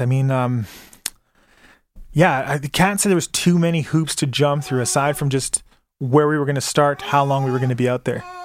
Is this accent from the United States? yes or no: no; Calgary, Alberta, Canada; I was born in Calgary.